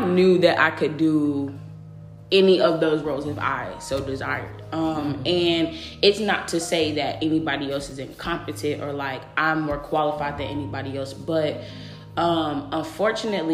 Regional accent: a small town outside Dallas, Texas, United States; moved away; also born or lived in Atlanta, Georgia; I'm actually from a very small town right outside of Dallas

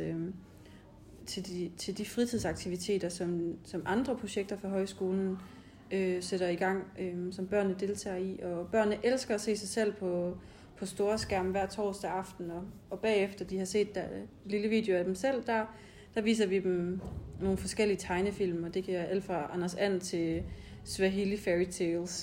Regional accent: Denmark; jeg kommer fra Østjylland

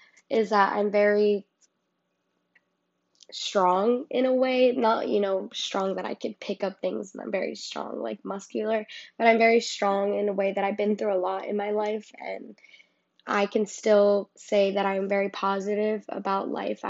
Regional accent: Garfield, New Jersey, United States; I'm from Garfield, because that's where I was raised.

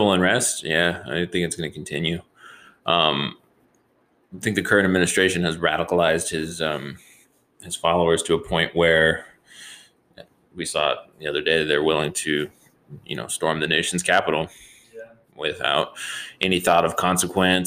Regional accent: United States; as an American

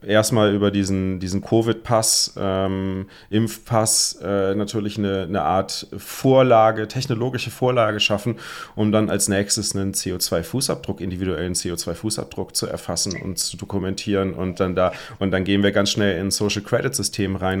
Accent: Germany; als typischer Deutscher

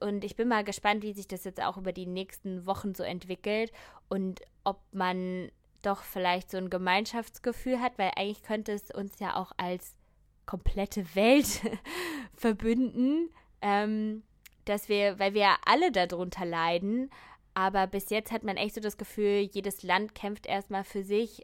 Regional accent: Germany; bei uns in Deutschland

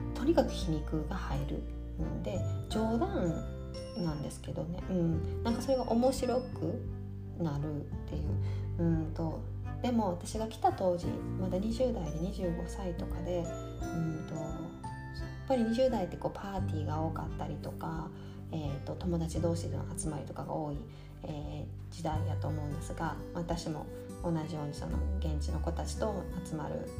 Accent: Japan; moved away as an adult; now in Canada; 私の日本語なまりの英語

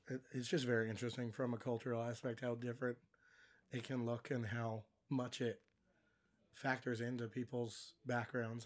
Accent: California, United States; now in Iowa, United States; Growing up in California

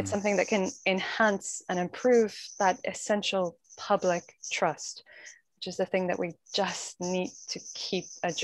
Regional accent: Ireland; being very Irish

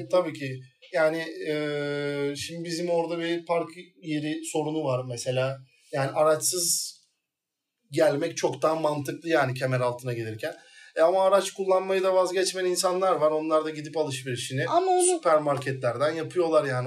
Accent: İzmir, Turkey; İzmir doğumluyum. Tabiri caizse Mandıra'da doğdum büyüdüm

